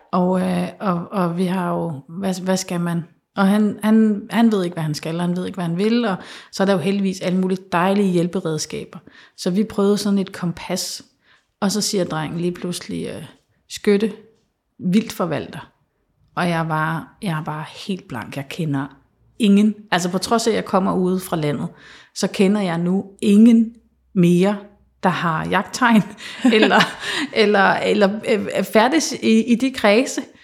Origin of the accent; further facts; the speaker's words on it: Central Jutland, Central Denmark Region, Denmark; moved away; jeg er vokset op på Midtjylland